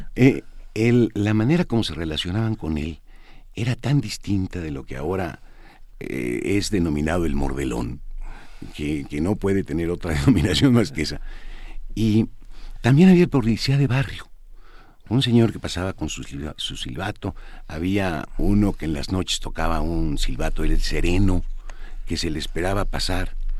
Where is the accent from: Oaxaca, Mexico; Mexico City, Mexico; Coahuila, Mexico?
Mexico City, Mexico; soy chilango de tres generaciones aquí